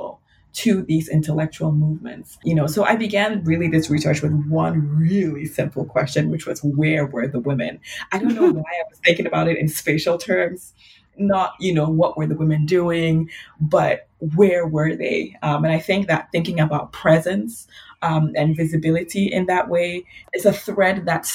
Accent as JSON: {"language": "English", "country": "Ghana", "tie": "born or raised there", "moved": "yes", "lives_now": "Ann Arbor, United States", "said": "I grew up in Ghana"}